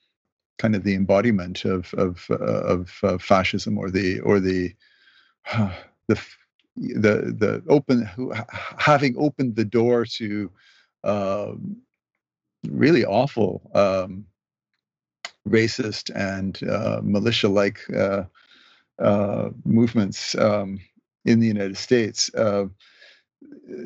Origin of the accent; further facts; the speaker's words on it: Canada; also born or lived in Mexico / Toronto; I'm a Canadian.